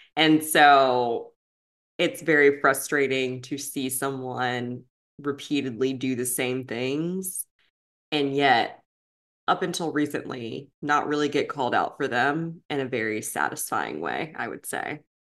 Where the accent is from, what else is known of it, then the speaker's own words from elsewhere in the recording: Kentucky, United States; we're from Kentucky